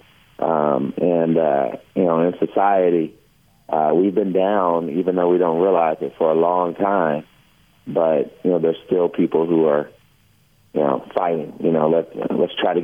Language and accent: English; Kentucky, United States; every February in front of big audiences growing up in Kentucky